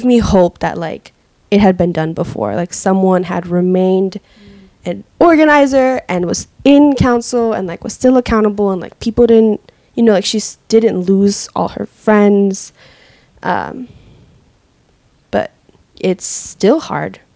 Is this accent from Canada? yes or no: no; Seattle, Washington, United States; I grew up in the Central District when it was a black and brown neighborhood